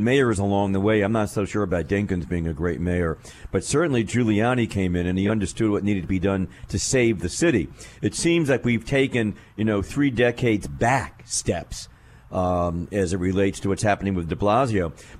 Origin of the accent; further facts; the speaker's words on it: New York City, New York, United States; Well, you know, I grew up in New York